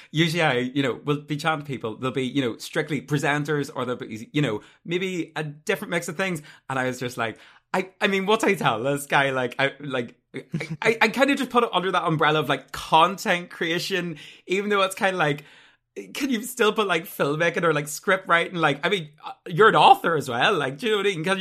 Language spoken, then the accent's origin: English; Ireland; maybe it's just my accent. I get that a lot. Do you know what I mean? I'm from North, you know, in Ireland.